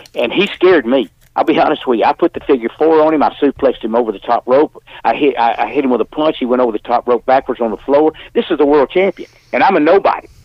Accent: Birmingham, Alabama, United States; I went to Phillips High School in Birmingham, Alabama. That's where I live in Birmingham.

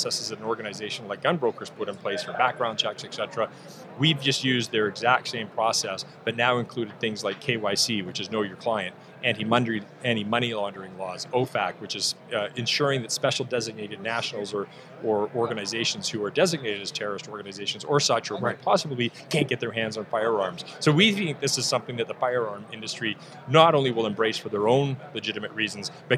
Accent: Canada; moved away; I'm actually Canadian by birth, so I come from a different gun culture

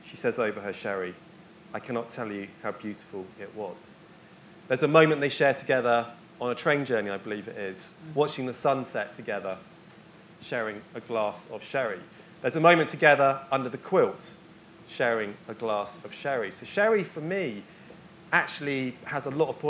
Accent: Bristol, South West England, United Kingdom; I grew up in Bristol

